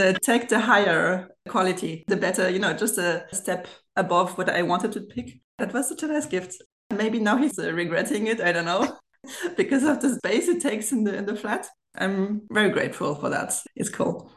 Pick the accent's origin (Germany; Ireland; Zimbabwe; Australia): Germany; accent: German; English is a second language; now in France; I've grown actually in Germany and I'm bilingual. So I do speak French and German from a French German family.